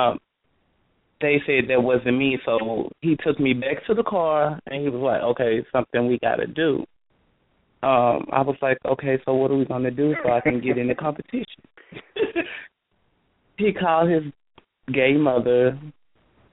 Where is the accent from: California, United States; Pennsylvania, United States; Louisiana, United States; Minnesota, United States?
Louisiana, United States; Baton Rouge; moved away as an adult; now in Dallas, United States; I'm originally from Baton Rouge, Louisiana. Now I reside in Dallas, Texas.